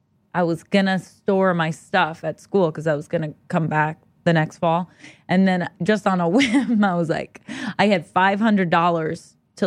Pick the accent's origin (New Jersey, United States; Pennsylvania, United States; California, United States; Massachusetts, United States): California, United States; Los Angeles; I grew up in Los Angeles, California.